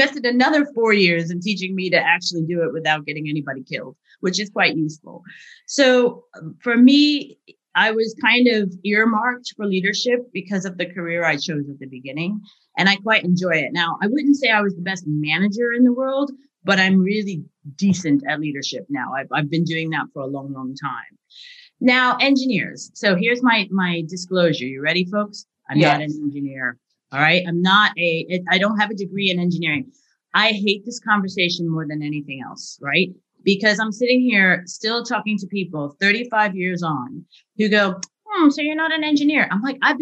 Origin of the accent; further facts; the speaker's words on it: United States; moved away as an adult; now in Leeds, United Kingdom; I'm American by birth